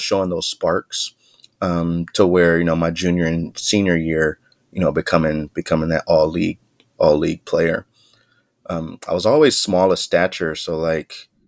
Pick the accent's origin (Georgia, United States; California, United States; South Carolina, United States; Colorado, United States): California, United States; Bellflower; I grew up, I was born and raised in Bellflower, California